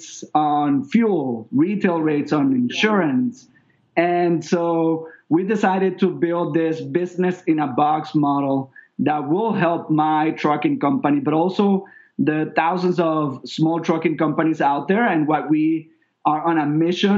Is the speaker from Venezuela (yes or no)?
yes; Venezuela; moved away as an adult; also born or lived in New York; now in Miami, United States; I'm originally from Venezuela.